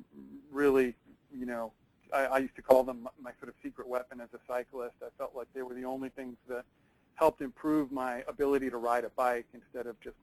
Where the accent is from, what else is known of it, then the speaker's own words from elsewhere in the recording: East Coast, United States; I grew up on the East Coast, and I spent more time on stationary bikes than almost anyone I know.